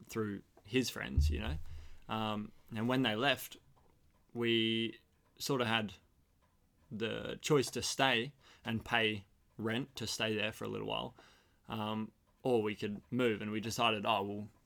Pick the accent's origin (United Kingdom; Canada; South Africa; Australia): Australia; four of us being big Australian lads